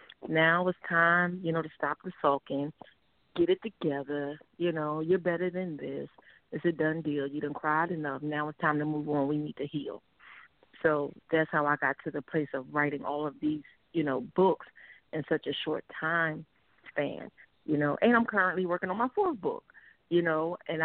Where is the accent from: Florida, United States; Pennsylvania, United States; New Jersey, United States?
Pennsylvania, United States; Philadelphia; moved away as an adult; also born or lived in Norfolk, Virginia / South Carolina / Yokohama, Japan; now in Georgia, United States; I'm born and raised in Philadelphia